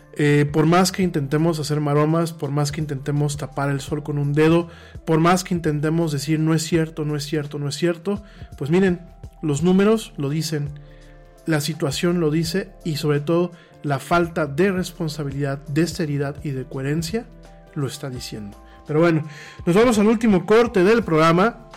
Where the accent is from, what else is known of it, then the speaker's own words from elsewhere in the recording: Mexico; aquí en México